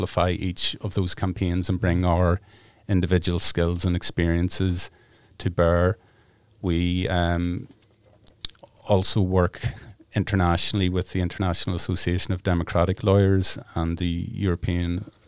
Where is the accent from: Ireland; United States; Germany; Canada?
Ireland; I guess growing up in Ireland, we have a political consciousness, particularly in the north.